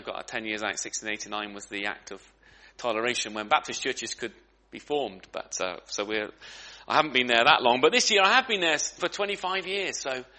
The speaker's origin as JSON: {"language": "English", "town": "Great Ellingham", "region": "East of England", "country": "United Kingdom", "said": "I was from Great Ellingham, and I was thinking, well, how many know where Great Ellingham is? It's in Norfolk, okay, in the middle of Norfolk, which means it's in the middle of nowhere, really. But it's a small village."}